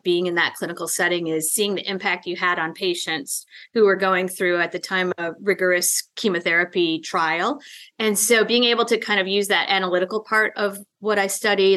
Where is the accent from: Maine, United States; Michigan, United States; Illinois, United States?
Illinois, United States; Chicago; I grew up in the suburbs of Chicago